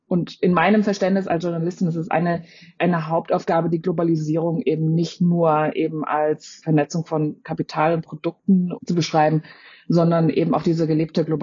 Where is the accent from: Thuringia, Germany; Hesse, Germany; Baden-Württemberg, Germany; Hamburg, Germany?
Baden-Württemberg, Germany; Freiburg; Natürlich, ich bin selbst in Freiburg aufgewachsen.